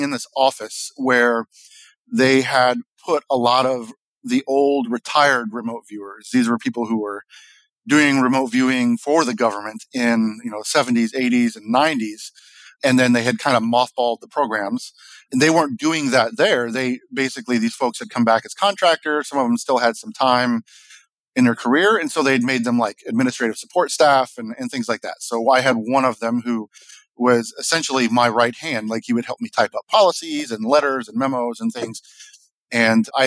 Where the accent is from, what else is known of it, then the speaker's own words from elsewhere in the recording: between Jefferson City, Missouri and Lake of the Ozarks, United States; I was born in Jefferson City, Missouri. Grew up in a very rural, I don't know how to describe it well, a very rural, isolated area, right in between Jefferson City, Missouri and Lake Ozarks